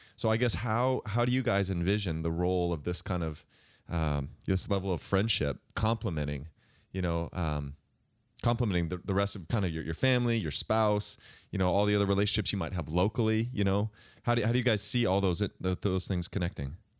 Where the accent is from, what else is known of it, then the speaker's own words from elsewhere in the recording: the Northwest, Pacific Northwest, United States; I'm from the Northwest